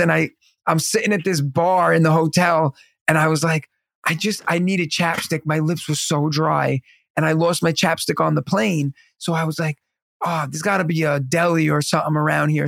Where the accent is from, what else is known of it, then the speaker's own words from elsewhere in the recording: New York, United States; also born or lived in Pennsylvania; the water in New York is what makes our pizza and our bagels